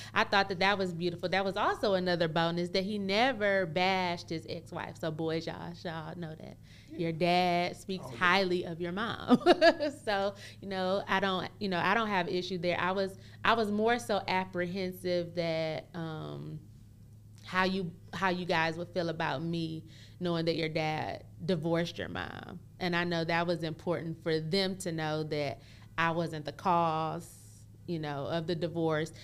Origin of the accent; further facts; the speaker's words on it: Michigan, United States; moved away as an adult; now in Dallas-Fort Worth, United States; I'm originally from Michigan